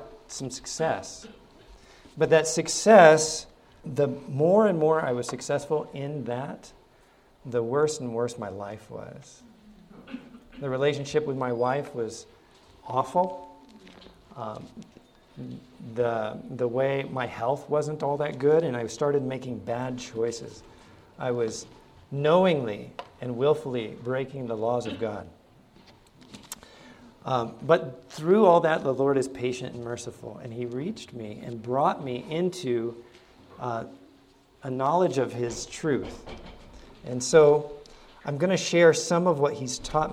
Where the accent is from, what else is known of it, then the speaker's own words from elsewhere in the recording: Ohio, United States; also born or lived in Hawaii; now in Arkansas, United States; I grew up in Ohio